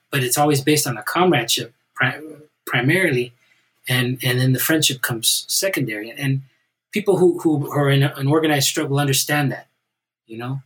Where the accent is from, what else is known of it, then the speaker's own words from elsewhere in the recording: Southern California, United States; I'm a Chicano from Southern California